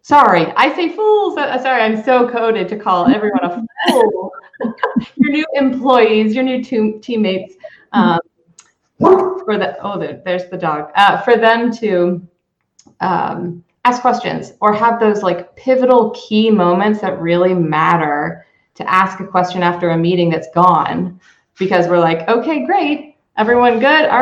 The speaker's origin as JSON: {"language": "English", "country": "United States", "said": "as an American here running global businesses"}